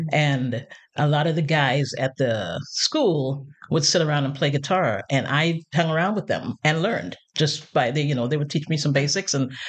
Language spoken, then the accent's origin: English; Trinidad & Tobago; now in United States; Well, you know, I compare sometimes my Caribbean past with other people's Caribbean pasts. And there's some serious differences, I realize. I grew up very shelter